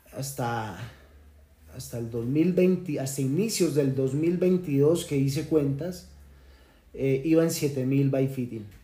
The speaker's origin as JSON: {"language": "Spanish", "country": "Colombia"}